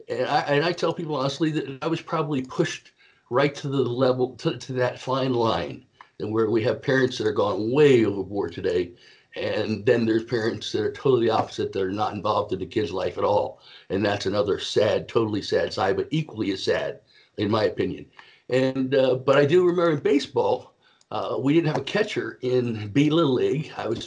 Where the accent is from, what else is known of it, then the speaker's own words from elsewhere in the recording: East Coast of Florida, United States; I grew up on the East Coast of Florida